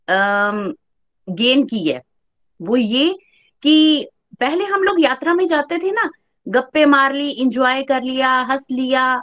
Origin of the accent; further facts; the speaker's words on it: Chamba, Himachal Pradesh, India; चंबा से हूँ